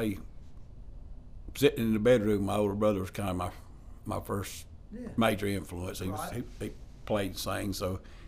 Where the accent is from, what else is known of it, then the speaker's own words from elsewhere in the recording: Liberty, South Carolina, United States; I'm from Liberty, South Carolina, a longtime musician.